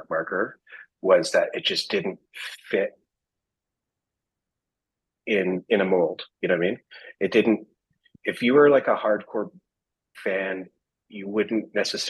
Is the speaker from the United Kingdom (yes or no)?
no; Canada; we're from Canada